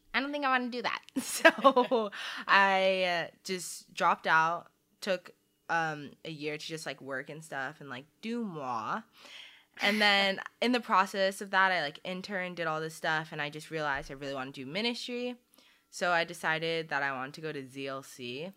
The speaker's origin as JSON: {"language": "English", "region": "Arizona", "country": "United States", "tie": "born or raised there", "also_born_or_lived": "Saudi Arabia", "said": "we moved over here in like the early 2000s to Arizona"}